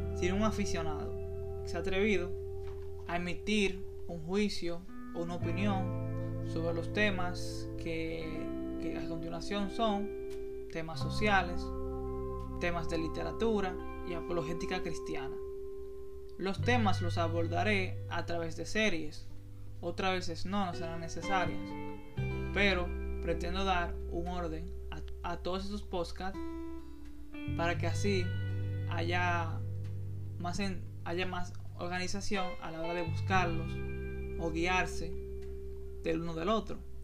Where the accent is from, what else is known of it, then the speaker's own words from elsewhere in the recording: Santiago, Dominican Republic; Soy un joven dominicano de 23 años, escritor y estudiante. Soy proveniente de la provincia de Santiago, de República Dominicana